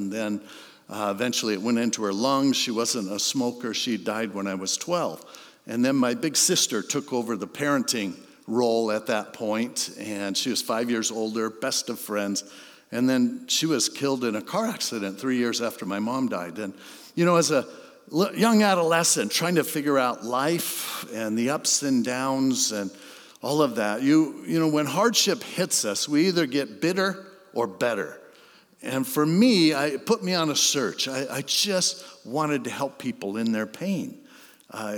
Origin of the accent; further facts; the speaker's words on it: Hermosa Beach, California, United States; also born or lived in San Diego; I grew up in Hermosa Beach.